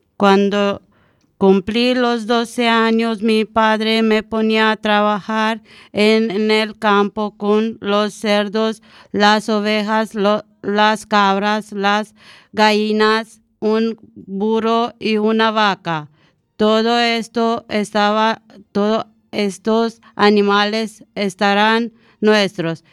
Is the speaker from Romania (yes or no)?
yes; Romania; Spanish is a second language; now in Spain; mi infancia en Rumanía